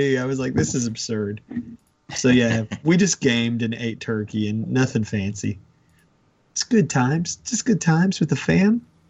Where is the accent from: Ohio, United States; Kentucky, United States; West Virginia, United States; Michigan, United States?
West Virginia, United States; accent: twang; now in Pittsburgh, United States; I'm from West Virginia, folks, so – that's where my twang comes from.